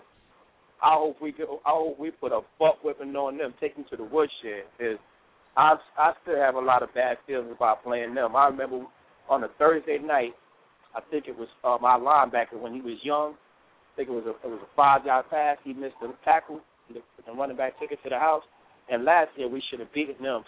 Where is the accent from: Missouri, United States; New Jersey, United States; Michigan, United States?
New Jersey, United States; I'm meeting from New Jersey